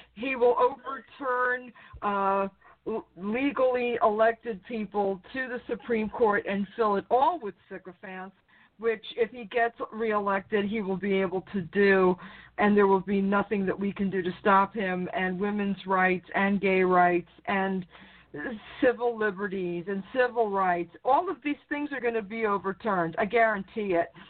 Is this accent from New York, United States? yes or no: yes; New York, United States; when I was growing up in New York, you know, a town over from him.